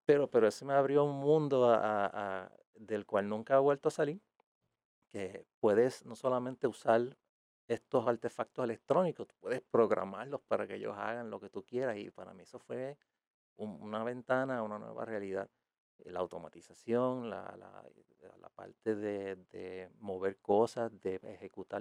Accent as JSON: {"language": "Spanish", "town": "Aguada", "country": "Puerto Rico", "said": "yo soy de Aguada originalmente"}